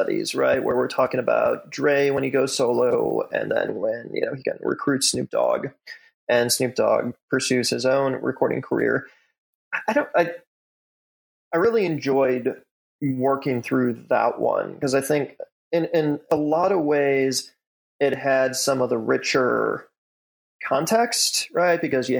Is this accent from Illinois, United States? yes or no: yes; Illinois, United States; I'm born and raised in the Chicago suburbs.